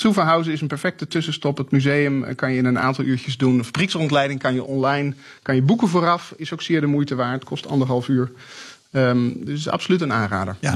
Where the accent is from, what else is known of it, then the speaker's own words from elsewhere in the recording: Netherlands; now in Stuttgart, Germany; als Nederlander in, in, in het buitenland woont, in Stuttgart